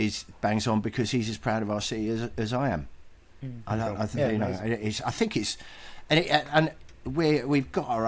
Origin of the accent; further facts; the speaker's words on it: Brighton, South East England, United Kingdom; this is my hometown